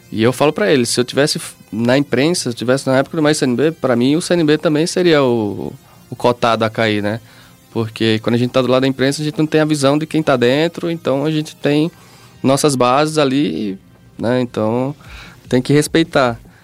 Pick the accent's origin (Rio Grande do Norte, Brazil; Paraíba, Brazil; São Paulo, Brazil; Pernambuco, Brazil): Paraíba, Brazil; Campina Grande; sou de Campina Grande